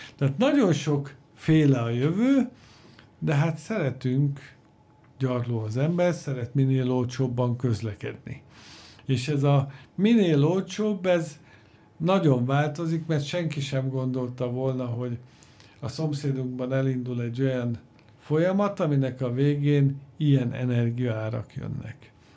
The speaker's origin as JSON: {"language": "Hungarian", "country": "Hungary"}